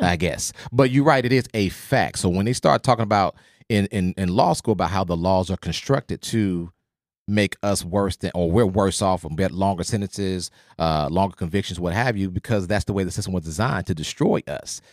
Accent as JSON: {"language": "English", "region": "Oklahoma", "country": "United States", "tie": "born or raised there", "said": "I grew up in Oklahoma"}